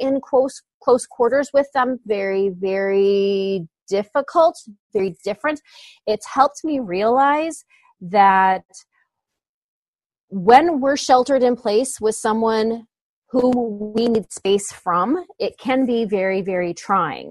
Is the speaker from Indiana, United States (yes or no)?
yes; Northwest Indiana, United States; We're from Northwest Indiana